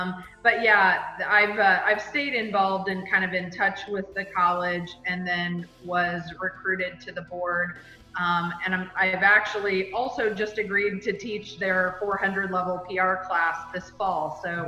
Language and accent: English; Bloomington, Indiana, United States; Bloomington, Indiana, which was my hometown.